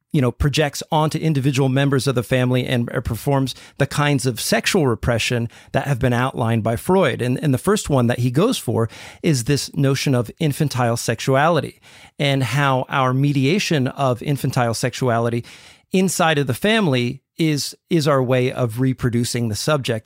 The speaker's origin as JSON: {"language": "English", "country": "United States", "said": "I'm speaking as an American here"}